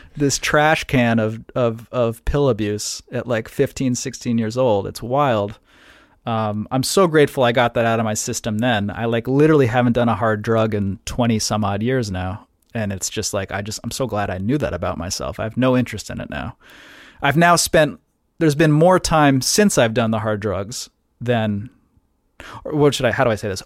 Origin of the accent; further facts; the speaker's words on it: New Haven, Connecticut, United States; I grew up in New Haven, uh, Connecticut